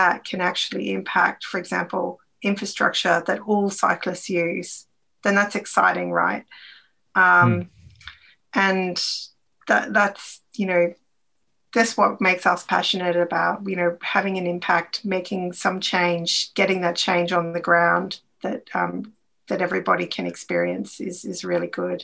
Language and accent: English; Australia; moved away; I'm Australian